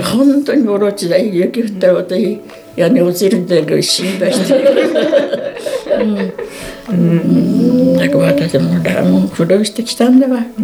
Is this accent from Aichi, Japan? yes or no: no; mountains behind Kamishihoro, Hokkaido, Japan; 生まれはね上広幌の山奥オルベチとこです